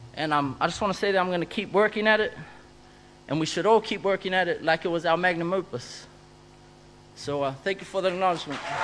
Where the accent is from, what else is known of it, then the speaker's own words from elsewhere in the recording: Auckland, New Zealand; where I'm from is a place called Avondale. You know? And I'm still there.